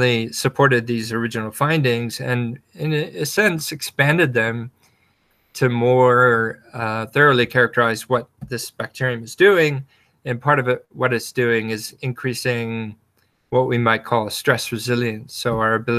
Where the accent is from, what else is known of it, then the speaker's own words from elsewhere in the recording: Wyoming, United States; also born or lived in Jackson Hole, Wyoming / western Nebraska; I grew up surrounded by nature. I grew up in Wyoming